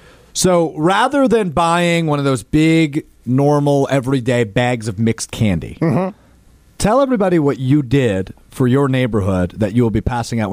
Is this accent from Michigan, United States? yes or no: no; Green Bay, Wisconsin, United States; So, I remember where I grew up in Green Bay, the east side of Green Bay